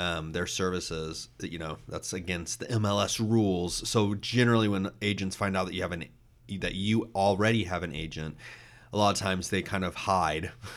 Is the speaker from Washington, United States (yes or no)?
no; Austin, Texas, United States; I grew up in Austin